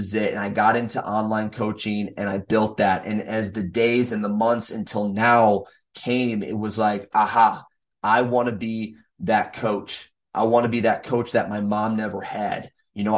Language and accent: English; Minnesota, United States; not only coach here in my hometown or in the states of Minnesota where I live